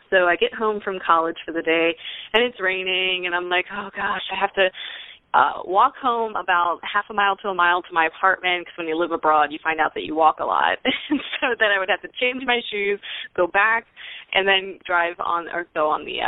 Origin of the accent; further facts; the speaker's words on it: Pennsylvania, United States; now in Houston, United States; I live in Houston, Texas, but originally I'm from Pennsylvania.